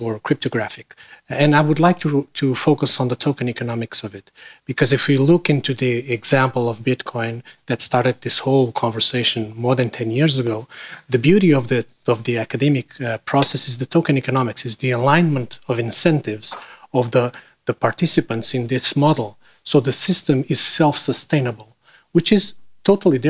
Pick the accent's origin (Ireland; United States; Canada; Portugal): Portugal; I'm from Portugal